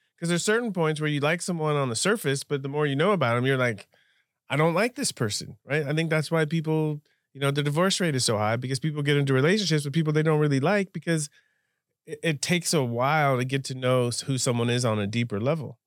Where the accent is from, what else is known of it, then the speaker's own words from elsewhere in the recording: Southern California, United States; I grew up in Southern California as an American